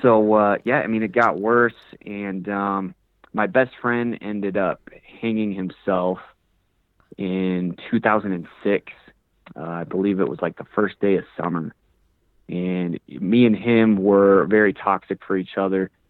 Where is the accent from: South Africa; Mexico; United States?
United States; Woodland Park, Colorado; So I'm from Colorado, from a small town called Woodland Park, about 30 minutes away from Colorado Springs.